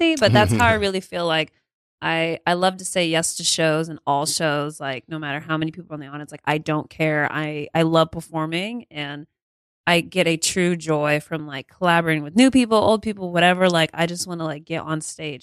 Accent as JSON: {"language": "English", "town": "Richardson", "region": "Texas", "country": "United States", "tie": "born or raised there", "moved": "yes", "said": "I'm from Dallas, Texas. I'm actually from a suburb right outside of it. Richardson, Texas"}